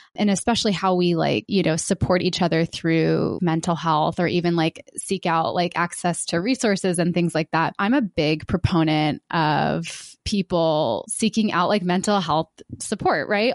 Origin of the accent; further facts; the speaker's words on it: Georgia, United States; I was born in the South, in Georgia